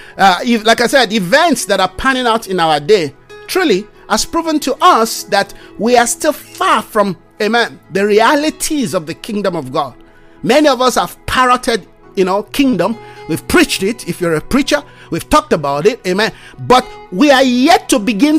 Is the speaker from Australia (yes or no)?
no; Nigeria; I come from Nigeria.